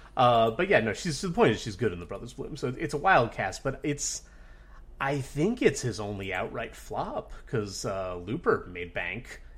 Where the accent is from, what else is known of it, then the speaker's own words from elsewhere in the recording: Dunellen, New Jersey, United States; my hometown of Danella, New Jersey